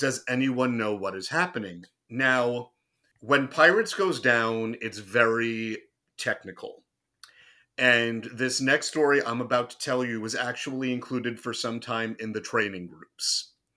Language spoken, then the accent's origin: English; southern New Jersey, United States; moved away as an adult; also born or lived in Orlando, Florida; I'm from Jersey